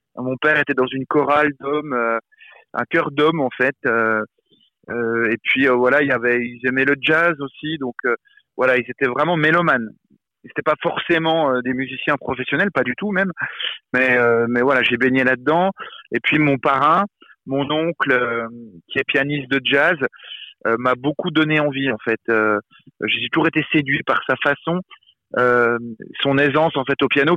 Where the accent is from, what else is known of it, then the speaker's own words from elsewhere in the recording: Besançon, Bourgogne-Franche-Comté, France; Moi j'ai grandi à Besançon, une ville dans l'est de la France, pas très loin de la Suisse, en dessous de Dijon